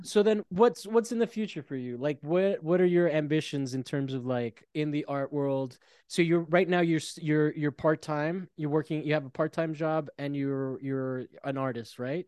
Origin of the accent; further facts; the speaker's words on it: Italy; moved away; I grew up in Italy, and there was a huge pro, heroin problem